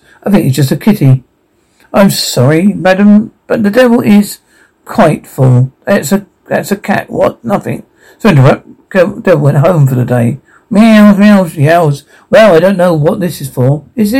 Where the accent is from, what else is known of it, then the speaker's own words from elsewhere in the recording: New Jersey, United States; I'm from New Jersey.